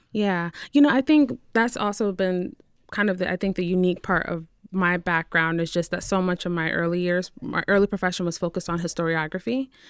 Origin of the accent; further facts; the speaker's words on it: New Haven, Connecticut, United States; also born or lived in Windsor, Connecticut; I'm originally from New Haven, so that's where I grew up